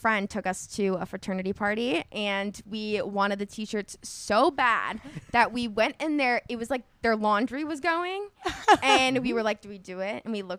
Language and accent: English; Orange County, California, United States; I grew up in Orange County.